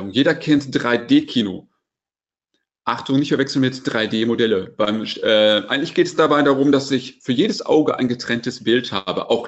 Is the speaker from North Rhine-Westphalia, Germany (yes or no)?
yes; North Rhine-Westphalia, Germany; Ich muss ganz ehrlich sagen, ich bin Ostwestfale